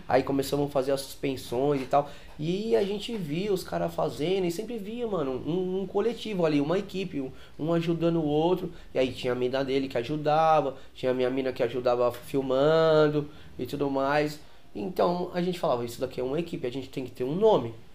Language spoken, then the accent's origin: Portuguese; São Paulo, Brazil; lá na minha quebrada, lá na Aricanduva